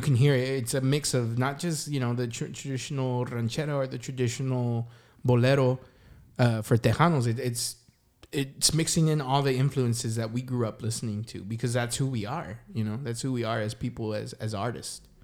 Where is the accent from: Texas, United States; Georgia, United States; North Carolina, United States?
Texas, United States; San Antonio; we're from the South Side, and, I mean, you know, South of Military Drive